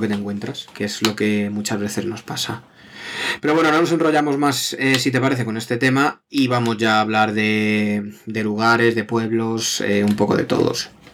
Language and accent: Spanish; Madrid, Community of Madrid, Spain; somos de Madrid